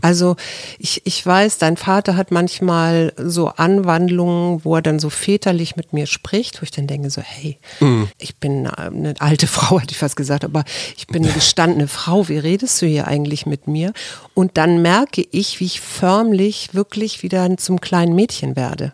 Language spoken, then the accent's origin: German; West Germany, Germany; als äh, Westdeutsch, also als Deutsche oder als Europäer